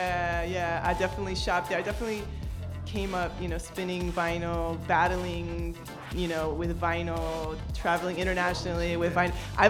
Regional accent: Durham, North Carolina, United States; moved away as an adult; now in New York, United States; I'm from North Carolina, Durham specifically.

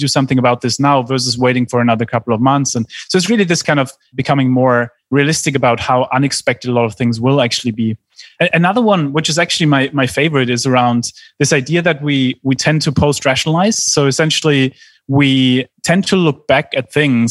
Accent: Germany; I grew up in Germany

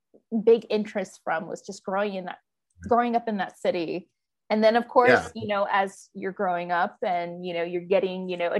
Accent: New Orleans, Louisiana, United States; Growing up in New Orleans, I am originally from a very haunted city, New Orleans.

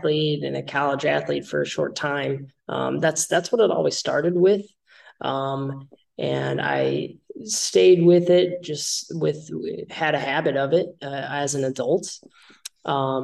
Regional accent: Naperville, Illinois, United States; now in Rockford, United States; I'm from Naperville. I grew up there, went to high school there, or born there, grew up there

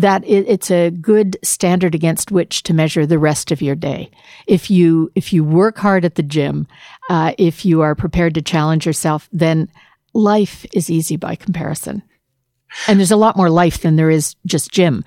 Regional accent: Canada; It's my commitment as a non-Ontarian, as a Canadian

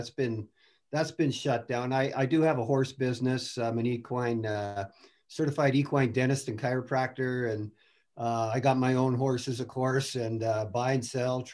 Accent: Grande Prairie, Alberta, Canada; also born or lived in Edmonton, Canada; I grew up in Grand Prairie, and then I played most of my minor hockey in Edmonton

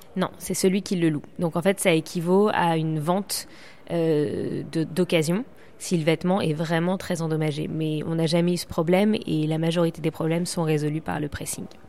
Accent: Paris, Île-de-France, France; now in London, United Kingdom; je suis plus à Londres qu'à Paris, mais je suis parisienne

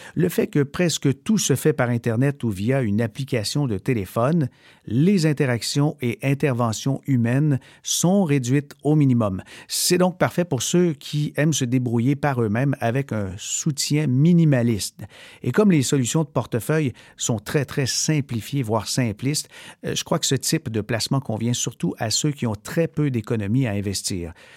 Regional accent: Canada; chez nous au Canada

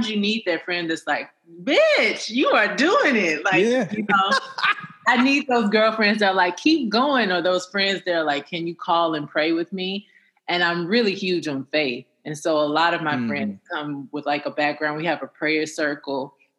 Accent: Huntsville, Alabama, United States; I come from Huntsville, Alabama.

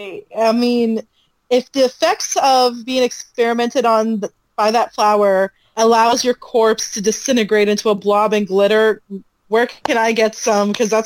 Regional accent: California, United States; as a Californian, we love your chicken.

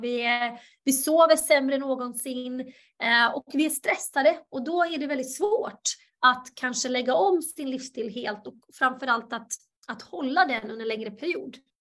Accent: Halmstad, Halland County, Sweden; also born or lived in Bosnia and Herzegovina / New York; Jag föddes i Bosnien, Hercegovina och kom till Sverige som flykting 92. Växte upp i Halmstad

